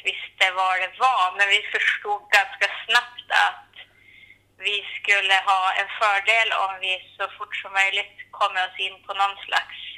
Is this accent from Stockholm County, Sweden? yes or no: no; Saxnäs, Västerbotten County, Sweden; moved away as an adult; also born or lived in Skellefteå / Bodø, Norway; Så jag är uppvuxen här, men jag kommer ju från Löbe, fyra kilometer söder om Klimpfjäll. Eh, så jag har ju gått hela min skoltid här i Saxnäs och så. Mm. Så det här, ja, det här är ju mitt hem.